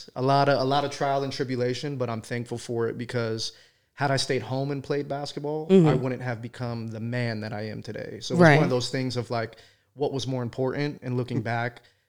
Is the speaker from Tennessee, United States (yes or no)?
no; Arizona, United States; Yeah. So I grew up here in Arizona.